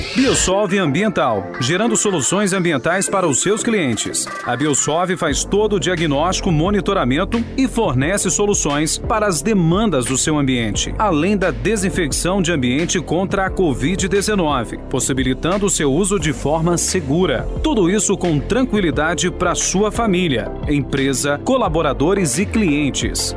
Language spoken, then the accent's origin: Portuguese; Brazil; nós que somos brasileiros